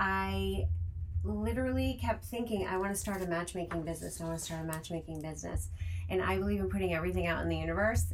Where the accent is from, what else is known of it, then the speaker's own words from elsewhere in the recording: Rhode Island, United States; now in Los Angeles, United States; I'm originally from Rhode Island